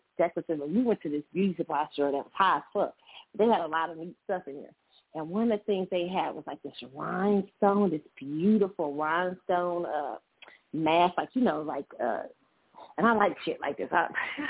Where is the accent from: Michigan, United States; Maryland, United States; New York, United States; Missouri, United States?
Missouri, United States; I'm from Missouri. I'm from the Show Me State